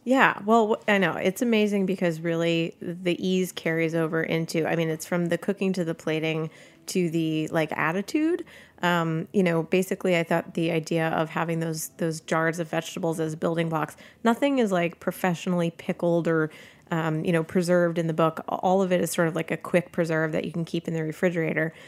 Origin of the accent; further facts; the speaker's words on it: United States; I'm, I'm an American cook. I'm an Italian American